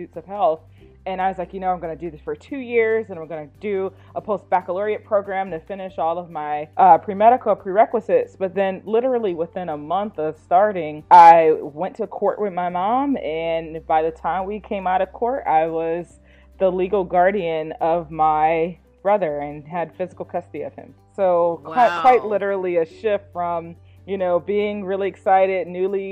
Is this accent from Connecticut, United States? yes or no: yes; New Haven, Connecticut, United States; I'm from New Haven, Connecticut. And I grew up in housing projects